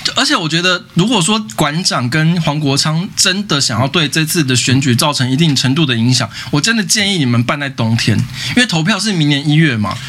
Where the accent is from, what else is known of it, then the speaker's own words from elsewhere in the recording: Taipei, Taiwan; 我台北市人